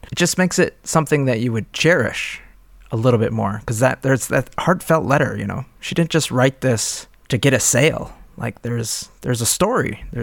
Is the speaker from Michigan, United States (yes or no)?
no; Baltimore, Maryland, United States; Yup. We're from Baltimore.